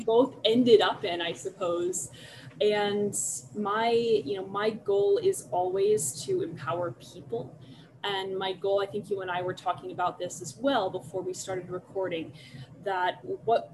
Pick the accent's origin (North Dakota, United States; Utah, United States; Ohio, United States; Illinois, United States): Illinois, United States; Chicago; accent: hard Chicago A; moved away as an adult; now in Los Angeles, United States; I also came from Chicago before that, so my accent migrates. You will probably hear that as we go on. I do have that hard Chicago A that comes in there